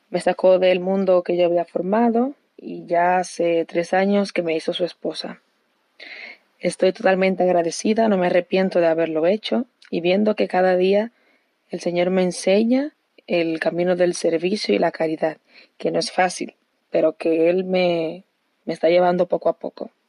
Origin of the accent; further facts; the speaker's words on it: Santo Domingo, Distrito Nacional, Dominican Republic; tengo 21 años, soy virgen consagrada y vengo de Santo Domingo